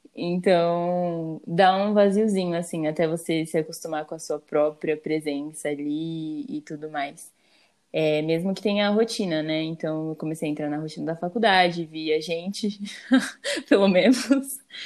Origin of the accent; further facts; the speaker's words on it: Campinas, São Paulo, Brazil; moved away as an adult; eu saí de casa, que eu saí de Campinas, fui pra São Paulo